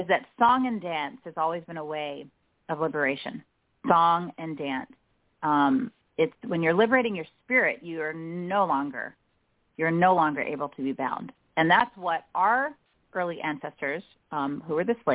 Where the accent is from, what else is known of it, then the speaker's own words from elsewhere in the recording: Nigeria; moved away; also born or lived in United States; I was born in the States but raised in Nigeria